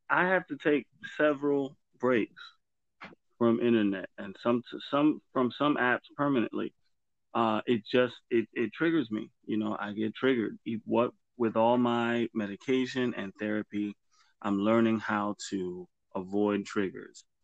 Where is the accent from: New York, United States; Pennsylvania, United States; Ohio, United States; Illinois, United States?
New York, United States; But if I say I'm from the Bronx, they know that already.